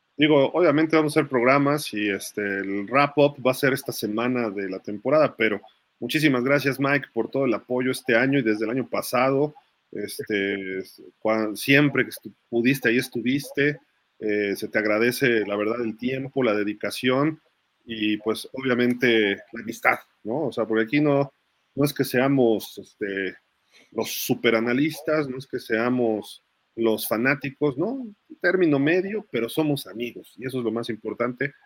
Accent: Mexico; un mexicano que vive en otro país

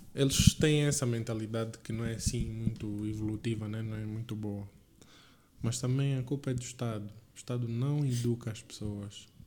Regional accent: Lubango, Huíla, Angola; moved away as an adult; also born or lived in Windhoek, Namibia; now in Portugal; sou aqui de Angola, sou do Lubango, sou orgulhoso de ser do Lubango

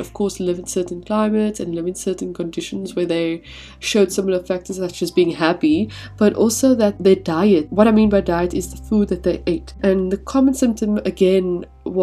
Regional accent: South Africa; moved away as an adult; we grew up in South Africa

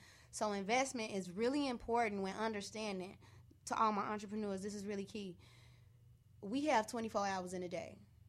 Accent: Santa Monica, California, United States; born there; now in Chicago, United States; I was born in Santa Monica, California.

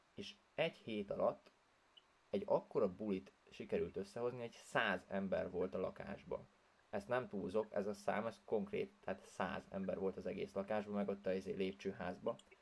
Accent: Hungary; first language Hungarian; Én voltam az egyedüli magyar is, tehát, hogy senki nem beszélt az anyanyelvemen kint

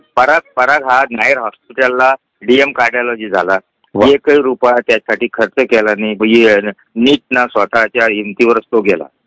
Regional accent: a village in Jalna district, Maharashtra, India; also born or lived in Mahad; माझं बालपण हे एका खेड्यात गेलं खेडं म्हणजे दोन हजार वस्तीचं गाव जालना जिल्ह्यामध्ये

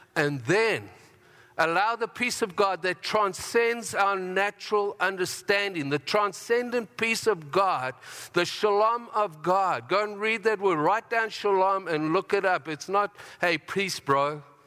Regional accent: Harare, Zimbabwe; now in Canada; I was born in Zimbabwe

